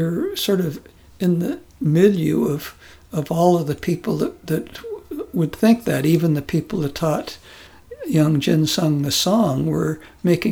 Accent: United States; moved away as an adult; also born or lived in Korea; being an American

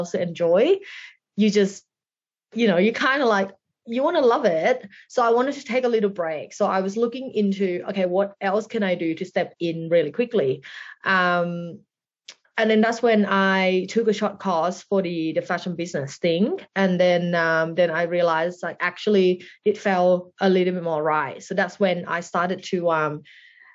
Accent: Thailand; moved away as an adult; also born or lived in Bangkok; now in Melbourne, Australia; So I grew up in Thailand

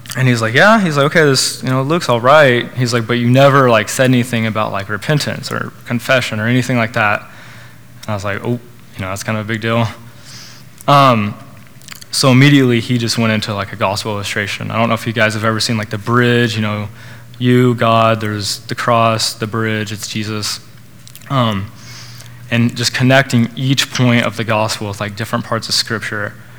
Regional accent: Norman, Oklahoma, United States; I was born in Oklahoma, raised in Norman

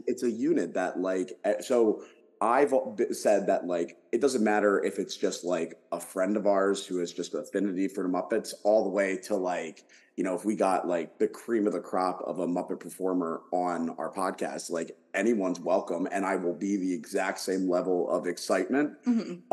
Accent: Philadelphia, Pennsylvania, United States; moved away; I'm from Philadelphia originally

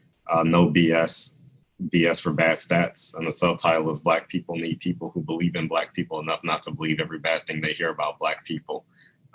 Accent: Baton Rouge, Louisiana, United States; moved away as an adult; I was a professor at Southern University in Baton Rouge, Louisiana, which is also my hometown.

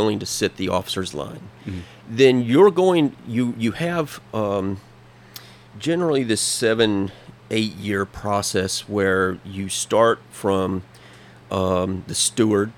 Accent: Texas, United States; moved away as an adult; now in Hawaii, United States; I grew up in Texas. I came here through the Marine Corps, was stationed in Hawaii, just never left

